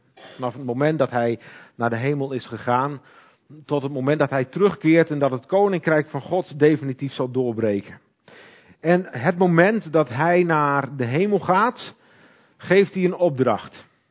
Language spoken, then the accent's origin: Dutch; Hoogezand, Groningen, Netherlands; Ik kom uit Hoge Zand